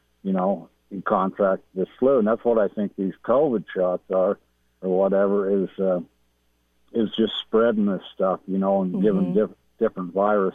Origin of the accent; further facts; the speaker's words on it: Utah, United States; I was born and raised here in Utah, in the Utah County area.